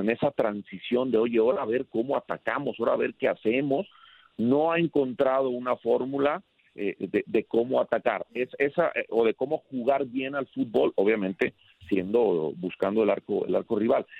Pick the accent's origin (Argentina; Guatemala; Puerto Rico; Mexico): Mexico; León, Guanajuato; el cariño que tengo por León, por mi tierra